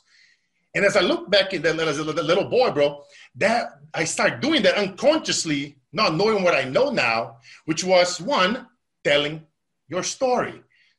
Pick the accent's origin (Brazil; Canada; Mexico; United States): Brazil; as a kid, that we're now growing up in Brazil